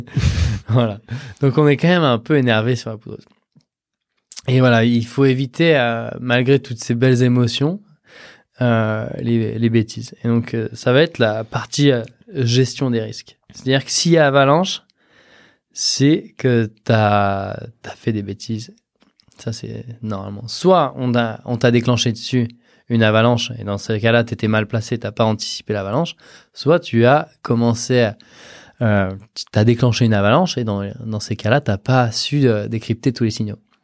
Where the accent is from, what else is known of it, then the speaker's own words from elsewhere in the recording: Southern Alps, France; moved away; je suis parti des Alpes du Sud